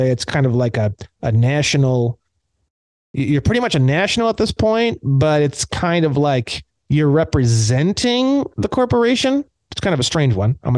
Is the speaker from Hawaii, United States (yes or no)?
no; California, United States; Now, myself as a Californian and you as a Texan, we actually are foreigners to one another in the law.